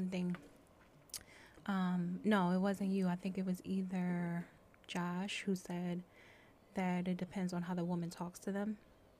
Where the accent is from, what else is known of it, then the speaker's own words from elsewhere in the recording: United States; I'm an American woman.